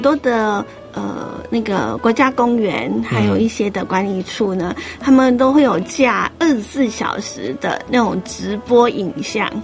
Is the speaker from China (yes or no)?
no; Taiwan; 我们台湾人